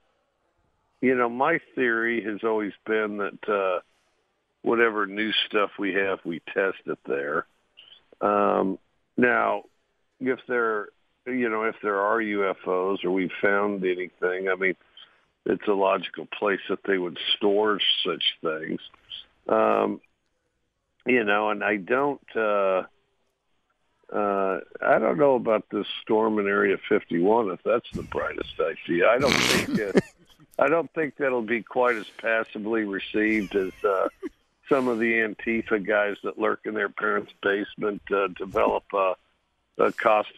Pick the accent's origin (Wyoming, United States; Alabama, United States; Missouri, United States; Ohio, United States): Wyoming, United States; Cody; moved away; I grew up in Cody, Wyoming.